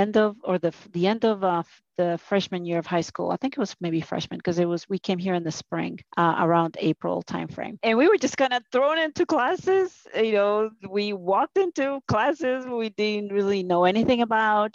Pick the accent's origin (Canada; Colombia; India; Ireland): Colombia; Cali, Valle del Cauca; also born or lived in Europe; now in United States; I was born in Cali, in Colombia. Small family, I would say, just, you know, my sister and I, my mom and dad. And I grew up a normal child